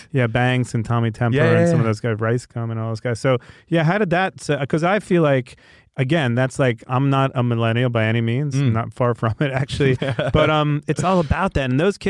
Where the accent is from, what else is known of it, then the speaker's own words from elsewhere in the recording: New York, United States; I'm a New Yorker